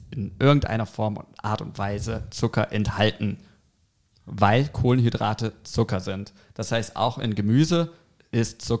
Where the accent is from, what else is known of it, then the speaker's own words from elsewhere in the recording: Germany; Chemisch gesehen, als Deutscher darf ich auch chemisch gesehen sagen.